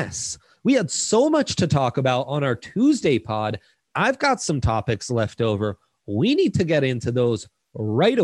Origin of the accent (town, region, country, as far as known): Italy; born or raised there; now in United States